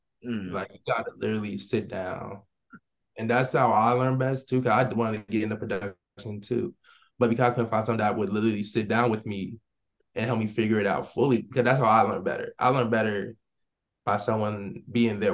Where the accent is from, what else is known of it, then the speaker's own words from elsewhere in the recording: Central New Jersey, United States; me growing up in Jersey, I listened to Jersey Club